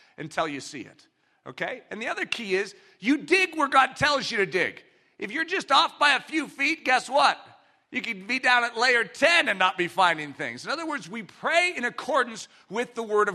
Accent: United States; I'm an American. I grew up in this country

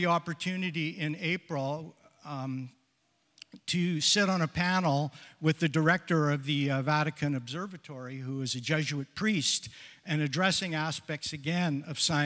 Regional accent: Sarnia, Ontario, Canada; I'm born and raised in Sarnia, Ontario

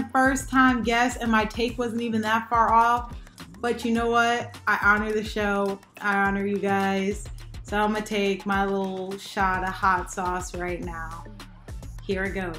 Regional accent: United States

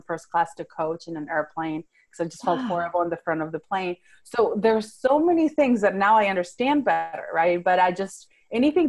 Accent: Venezuela; first language Spanish; English is a second language; moved away as an adult; now in Fort Worth, United States; I was born and raised in Venezuela. That's South America. I grew up speaking Spanish, and then later on I spoke Italian up until age 15. So English is my third language.

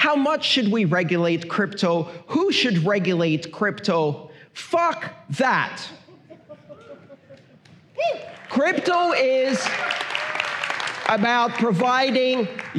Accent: Iran; born there; English is a second language; I was born in Iran. I didn't choose that.

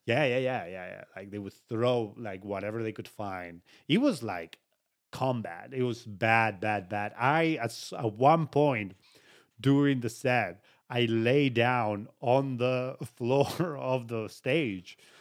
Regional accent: Uruguay; moved away; It was all back home. I'm from Uruguay

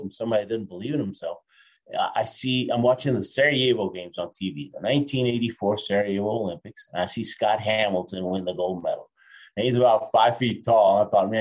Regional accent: Argentina; I was born in Argentina.

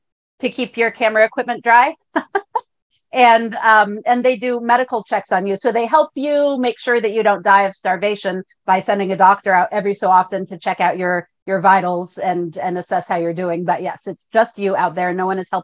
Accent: Northern California, United States; I grew up in California, Northern California, in the mountains, mind you, not beachside

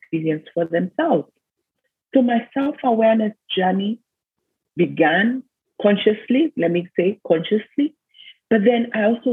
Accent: Kenya; moved away as an adult; I was born in Kenya, went to school in Kenya, did my university in Kenya.

